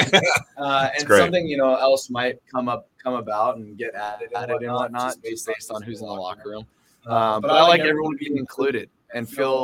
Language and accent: English; San Diego, California, United States; now in Phoenix, United States; I grew up in San Diego, and so I was a beach bum